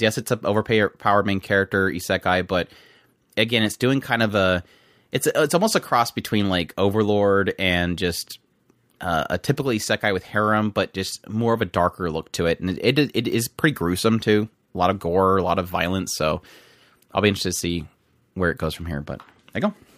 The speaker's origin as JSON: {"language": "English", "country": "United States", "said": "I'm American."}